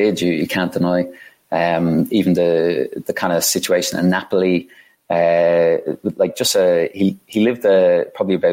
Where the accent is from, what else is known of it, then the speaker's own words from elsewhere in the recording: Ireland; moved away as an adult; also born or lived in Dublin, Ireland / London, United Kingdom; Being Irish